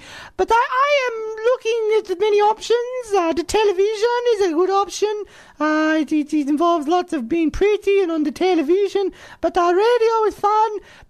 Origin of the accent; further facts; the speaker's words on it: Sweden; And, look, I speak Swedish because I'm from Sweden.